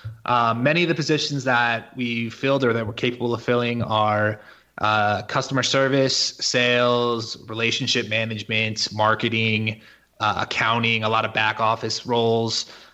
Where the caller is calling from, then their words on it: Mexico; And actually, I'm coming from Mexico right now on this call. This is where I live.